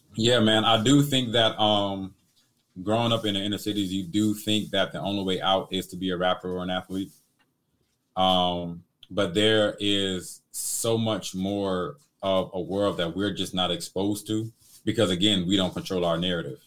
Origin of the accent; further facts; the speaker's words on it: Detroit, Michigan, United States; I come from Detroit, like the inner cities of Detroit